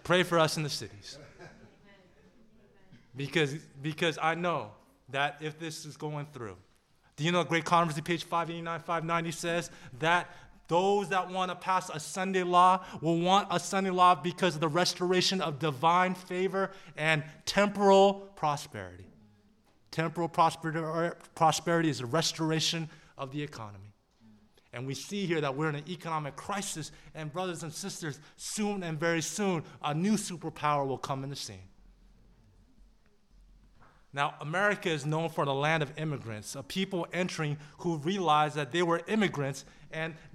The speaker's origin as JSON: {"language": "English", "region": "Southern California", "country": "United States", "said": "I'm from Southern California"}